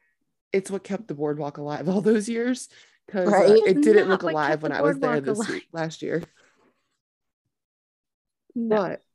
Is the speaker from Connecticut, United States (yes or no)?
no; New Jersey, United States; moved away; they found out I was from Jersey.